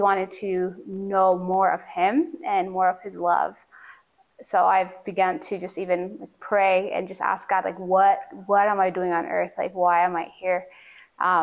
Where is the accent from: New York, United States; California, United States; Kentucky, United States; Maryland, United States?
Maryland, United States; also born or lived in Addis Ababa, Ethiopia; I moved to Maryland when I was about 7 years old.